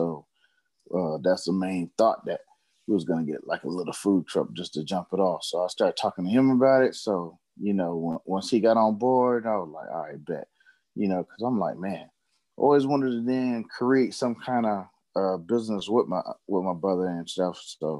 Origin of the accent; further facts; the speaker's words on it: Fayetteville, North Carolina, United States; also born or lived in Fort Jackson, South Carolina; Actually, I'm from Fort Jackson, South Carolina, but I was kind of raised in Fayetteville, North Carolina, 910-26. Yeah, so, you know, I'm an Army brat. Been moving around most of my life, but when we got to Fayetteville, you know, kind of settled down